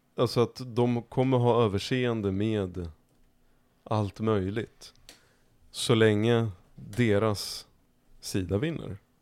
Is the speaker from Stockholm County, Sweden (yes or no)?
yes; Märsta, Stockholm County, Sweden; jag växte upp i Märsta. Som är ytterkanten av Stockholm norrut